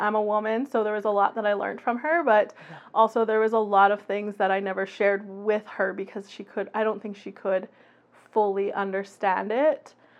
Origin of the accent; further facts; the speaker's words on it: Red Deer, Alberta, Canada; I was born and raised in the Red Deer area, but my family on my father's side is from the Lenape Nation. They are in Moravian Town, Southern Ontario.